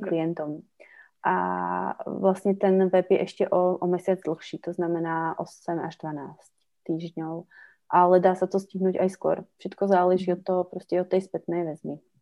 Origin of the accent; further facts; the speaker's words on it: Slovakia; moved away as an adult; also born or lived in Czech Republic (born) / Havířov / Karviná; now in Czech Republic; A do nějaké doby v dětstve jsem prepínala, to znamená vlastně u české babičky český, na Slovensku slovenský.